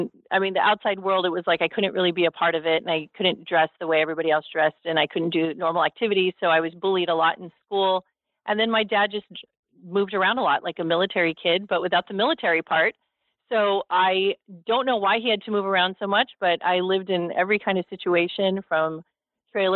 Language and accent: English; Los Angeles, California, United States; I was raised in Hollywood, California